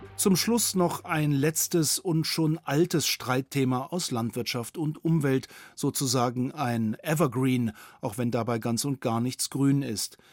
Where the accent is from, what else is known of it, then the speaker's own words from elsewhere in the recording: Bavaria, Germany; bei uns in Bayern